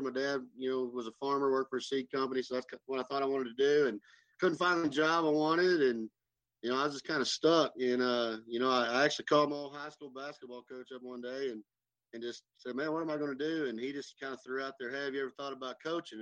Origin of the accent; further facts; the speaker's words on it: Vega, Texas, United States; I grew up from, you know, in the panhandle, I'm from Vega